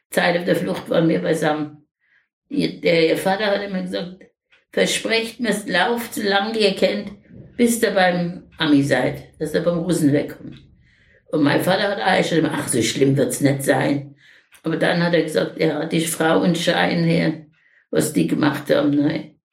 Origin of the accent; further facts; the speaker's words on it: Schweinitz, Lower Silesian Voivodeship, Poland; born there; In Schweinitz in Niederschlesien.